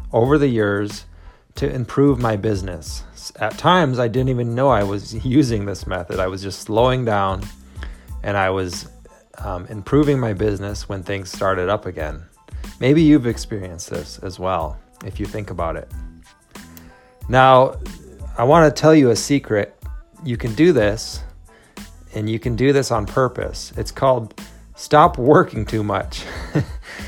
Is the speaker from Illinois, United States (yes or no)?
no; Minnesota, United States; now in California, United States; I grew up in Minnesota